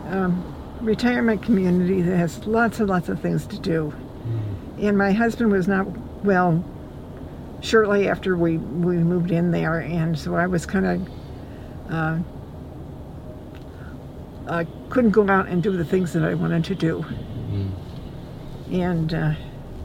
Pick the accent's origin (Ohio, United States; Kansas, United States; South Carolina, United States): Ohio, United States; moved away as an adult; also born or lived in Chicago / Texas / Illinois / New Jersey; I grew up in Ohio